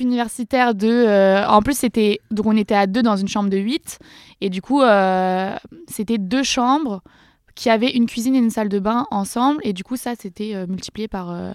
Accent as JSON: {"language": "French", "town": "Dreux", "region": "Centre-Val de Loire", "country": "France", "tie": "born or raised there", "also_born_or_lived": "Valence", "moved": "yes", "said": "j'ai grandi à Dreux, personne connaît, c'est dans l'Eure-et-Loire, 28."}